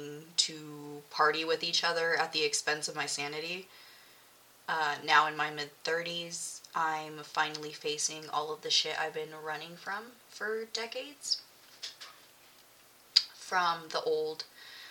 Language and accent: English; Milpitas, California, United States; I grew up in the Bay Area, California. Milpitas, to be exact